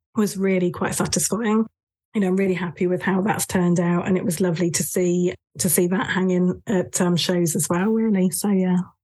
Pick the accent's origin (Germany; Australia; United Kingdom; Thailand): United Kingdom; moved away as an adult; also born or lived in north of England / Japan; I was born and raised in the south of England, mainly in the counties of Dorset and Hampshire, just on the edge of the New Forest